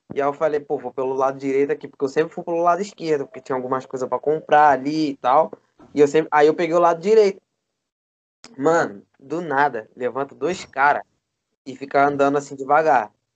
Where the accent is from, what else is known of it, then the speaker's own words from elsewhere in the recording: Rio de Janeiro, Brazil; Eu sou carioca também e também tenho as, as estranhezas daqui